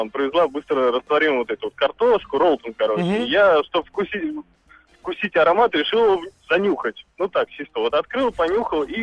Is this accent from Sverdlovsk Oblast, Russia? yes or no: no; Moscow, Russia; из Москвы.